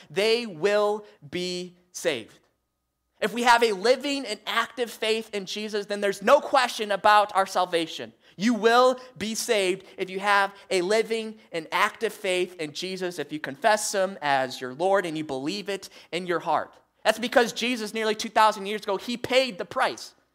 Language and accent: English; Michigan, United States; moved away; growing up, up in Michigan, uh, with my family